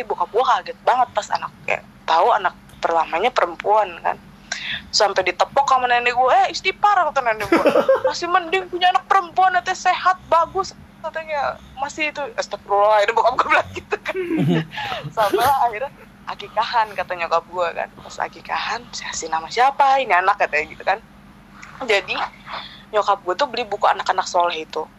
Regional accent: Bekasi, West Java, Indonesia; born or raised there; also born or lived in Tanjung Priok, Jakarta (school) / Bima (father's origin)

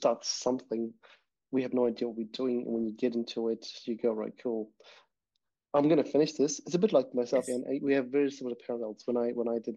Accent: Zimbabwe; moved away as an adult; also born or lived in South Africa; now in New Zealand; I grew up in Zimbabwe. I did everything in Zimbabwe, went to university in South Africa with my first degree.

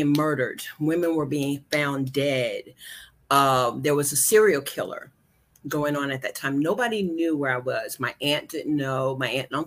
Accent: Shelby, North Carolina, United States; moved away as an adult; also born or lived in Washington, D.C. / New Jersey; I am from North Carolina. Shelby, North Carolina is my home. Yay. Grew up there

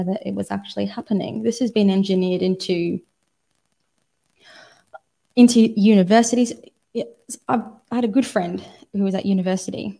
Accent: Australia; Australia is a very interesting place. I grew up here, but we're a very young country

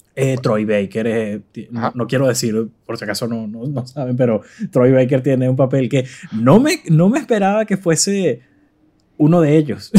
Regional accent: Venezuela; moved away; como venezolano en el extranjero

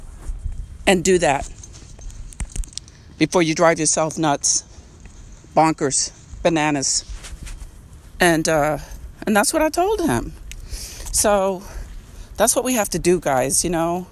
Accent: Long Island, New York, United States; I'm from Long Island, New York, and I was raised in a housing project

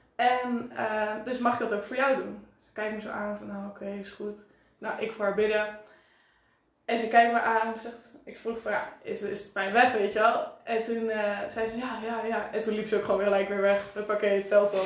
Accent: Enschede, Overijssel, Netherlands; 19 jaar en ik kom uit Enschede.

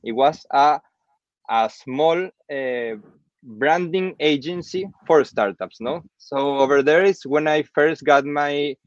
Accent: Venezuela; also born or lived in United States / Milan, Italy / Belgium; now in Spain; I'm from Venezuela.

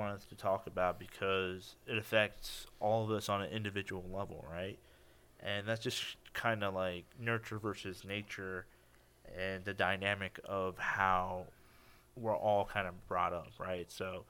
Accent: United States; like me and my brother, you know, we moved here. We weren't born here, but we were raised in the U.S., right?

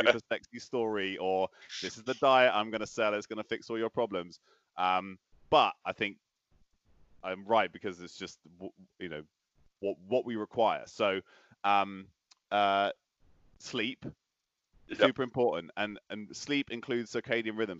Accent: Bristol, South West England, United Kingdom; moved away; also born or lived in Oslo; I grew up in Bristol

